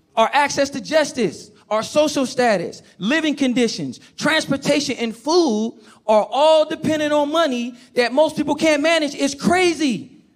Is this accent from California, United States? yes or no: yes; Oakland, California, United States; I grew up in Oakland, California